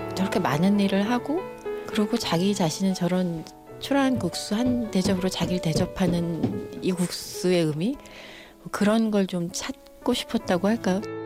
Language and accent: Korean; Seoul, South Korea; 저희가 이제 장충동 살았거든요.